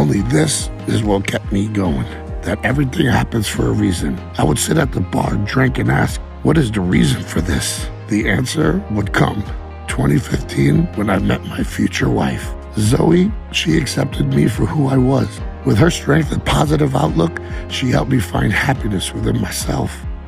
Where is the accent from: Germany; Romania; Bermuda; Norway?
Germany; Wiesbaden, Hesse; born there; I was born in Wiesbaden, Germany on February 23rd, 1984.